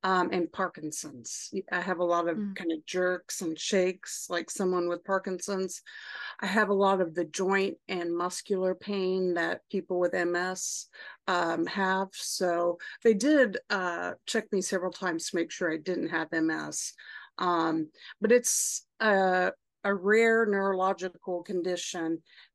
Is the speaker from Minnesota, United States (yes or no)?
no; Oklahoma, United States; moved away as an adult; now in Austin, United States; I am 48 and I grew up in Oklahoma.